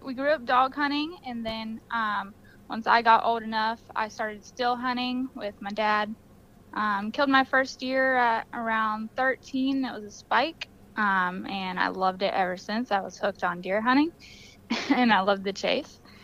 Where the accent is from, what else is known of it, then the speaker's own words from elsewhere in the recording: Florida, United States; Deer hunting and dog hunting is how we grew up here in Florida